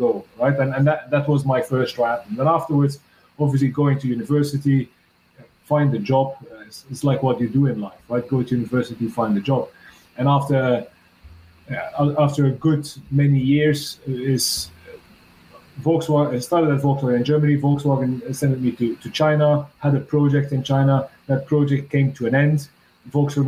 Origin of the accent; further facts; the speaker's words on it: Belgium; I'm from Belgium